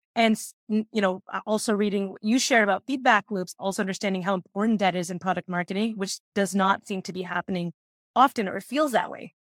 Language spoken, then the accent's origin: English; Canada; I'm the only Canadian employee